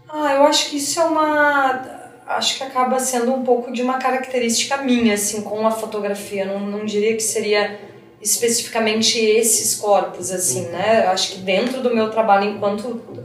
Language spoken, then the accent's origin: Portuguese; Porto Alegre, Rio Grande do Sul, Brazil; moved away as an adult; now in São Paulo, Brazil; comecei a estudar em Porto Alegre, no Rio Grande do Sul, que é de onde eu venho, né, minha cidade